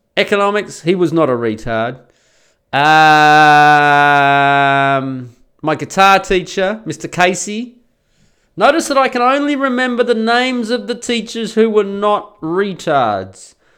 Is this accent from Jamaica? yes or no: no; Australia; first language English; I'm an Australian, so I'm a native English speaker